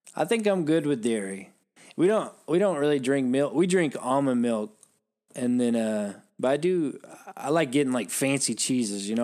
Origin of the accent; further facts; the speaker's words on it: United States; I'm American